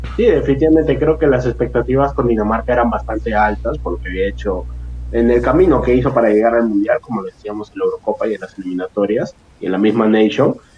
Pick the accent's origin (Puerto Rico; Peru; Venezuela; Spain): Peru; uno como, como peruano